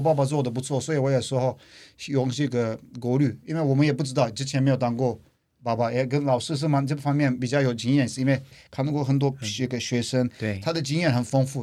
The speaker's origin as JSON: {"language": "Chinese", "country": "Turkey", "second_language": "Chinese", "moved": "as an adult", "lives_now": "Taiwan", "said": "来自土耳其"}